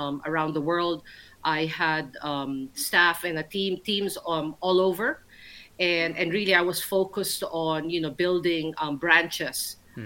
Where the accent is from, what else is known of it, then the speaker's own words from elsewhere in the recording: Philippines; moved away as an adult; also born or lived in Manila / New York / Milan; now in London, United Kingdom; growing up in the Philippines